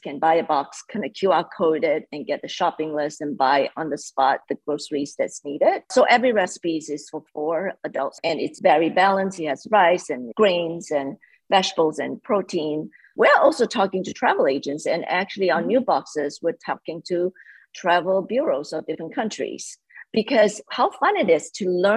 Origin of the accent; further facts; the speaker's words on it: Malaysia; moved away; I grew up in Malaysia